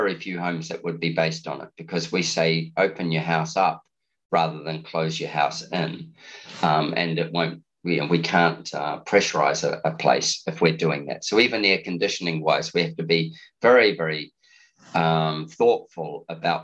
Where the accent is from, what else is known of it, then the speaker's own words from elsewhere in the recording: New Zealand; now in Australia; When you live in a continent like Australia, even though I'm a Kiwi